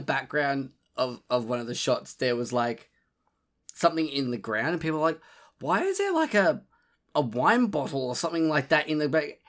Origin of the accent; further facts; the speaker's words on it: Australia; being Australian